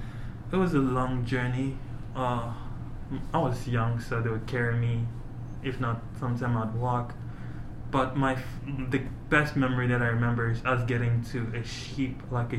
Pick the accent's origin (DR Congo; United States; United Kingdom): DR Congo; Uvira, South Kivu; born there; So I was born in the Democratic Republic of Congo. In Uvira. It's where there's the gorillas and everything.